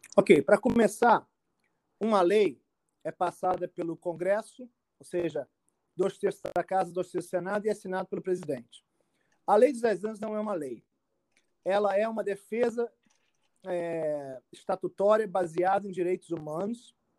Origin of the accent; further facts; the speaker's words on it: Rio de Janeiro, Brazil; moved away as an adult; also born or lived in Brasília; now in United States; eu nasci no Rio de Janeiro, é, num bairro do, chamado Tijuca, e é um dos bairros mais cariocas